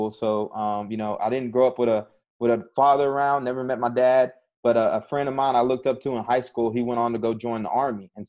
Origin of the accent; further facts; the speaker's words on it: College Station, Texas, United States; moved away as an adult; And so I'm from College Station, Texas